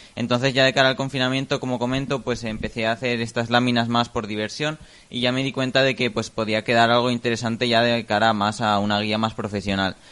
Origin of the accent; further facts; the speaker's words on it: Jiloca Valley, Aragon, Spain; está toda la zona más del Valle del Giloca en la que pues el río Giloca y todo toda su ribera, que también hay muchos animales, aunque bueno, también luego ahora están transformando mucho el paisaje con todos los campos de cultivo, por ejemplo, también en mi pueblo están haciendo un paseo